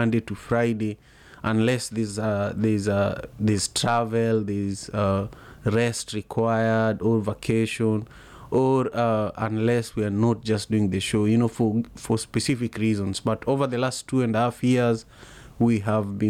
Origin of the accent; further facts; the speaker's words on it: Kisumu, Kisumu County, Kenya; now in Seattle, United States; I am in Seattle, Washington, and I am originally from Kisumu, Kenya